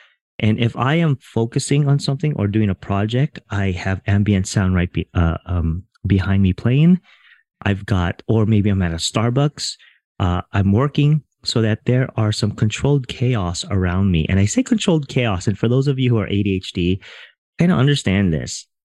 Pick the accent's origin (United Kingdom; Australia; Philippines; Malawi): Philippines; I didn't grow up Filipino. I am Filipino. I grew up in a Filipino household.